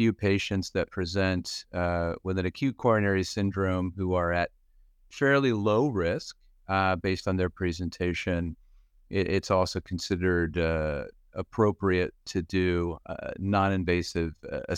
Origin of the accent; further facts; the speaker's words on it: Pennsylvania, United States; now in Cleveland, United States; I grew up in Western Pennsylvania, went to medical school in Philadelphia, and did all of my medicine cardiology training here in Cleveland, where I've been since 1997.